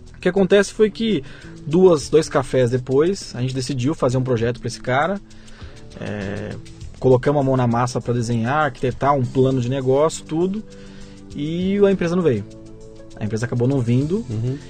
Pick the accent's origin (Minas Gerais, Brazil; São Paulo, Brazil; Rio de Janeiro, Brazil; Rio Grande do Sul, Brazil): São Paulo, Brazil; eu sou né? paulista, né? Tenho, tenho uma família que também é baseado em São Paulo